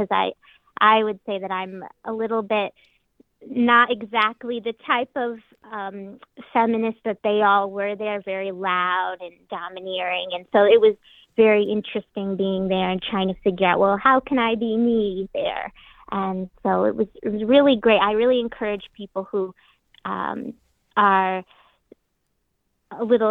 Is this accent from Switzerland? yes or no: no; Scranton, Pennsylvania, United States; also born or lived in New York City; I grew up here in Scranton